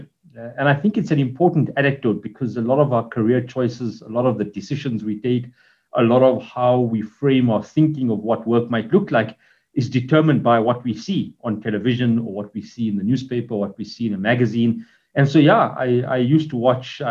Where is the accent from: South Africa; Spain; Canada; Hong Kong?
South Africa; Witbank, Mpumalanga; now in Johannesburg, South Africa; I grew up in the province of Mpumalanga, initially in Witbank, the cold city